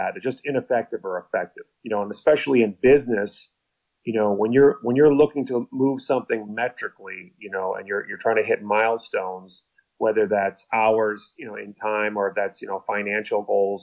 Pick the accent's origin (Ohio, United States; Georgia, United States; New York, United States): Ohio, United States; Cleveland; moved away; also born or lived in Ireland / Southwest Florida; I was born in Ireland, but I grew up in Cleveland, Ohio, moved to Southwest Florida, where I started to gain some attention for basketball